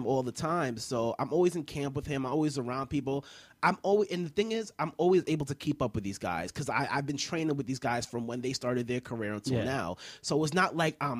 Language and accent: English; Jamaica; I'm Caribbean. Oh, yeah. I'm Jamaican.